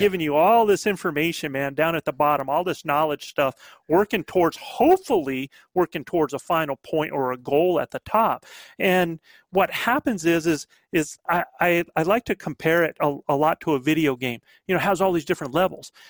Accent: the Carolinas, United States; accent: Southern; also born or lived in northern New Mexico; now in New Mexico, United States; I'm a Southern boy. I'm back from the Carolinas.

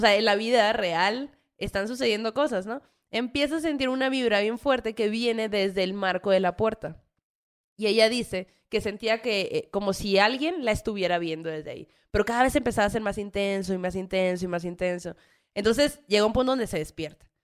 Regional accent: Hermosillo, Sonora, Mexico; now in Mexico City, Mexico; yo como que crecí en Sonora, en Hermosillo

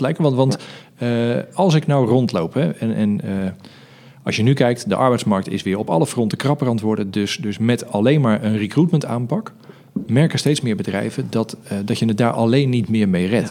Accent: Netherlands; we als Nederlanders

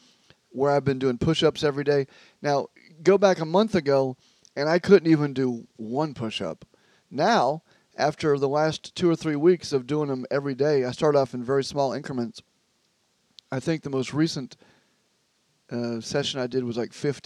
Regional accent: the South, United States; moved away; in the South, if you went to a restaurant in my hometown, they would ask, what kind of Coke do you want?

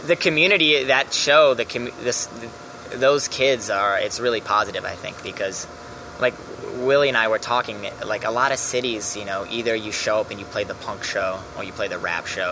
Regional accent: Milwaukee, Wisconsin, United States; moved away as an adult; also born or lived in Los Angeles; now in New York, United States; I'm from Milwaukee

